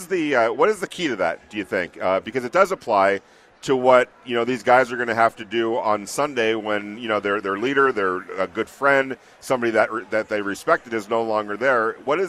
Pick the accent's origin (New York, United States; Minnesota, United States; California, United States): California, United States; Neither do I, and I'm with you on that. I came from California.